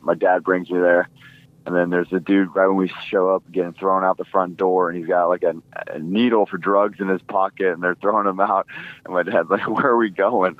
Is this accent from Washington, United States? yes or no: yes; Washington, United States; I grew up in Washington my whole life